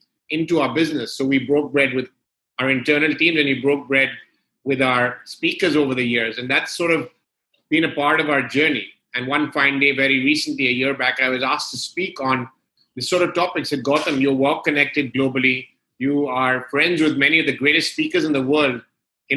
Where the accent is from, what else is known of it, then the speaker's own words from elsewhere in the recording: London, United Kingdom; moved away as an adult; also born or lived in Gulf region; I was born and brought up in London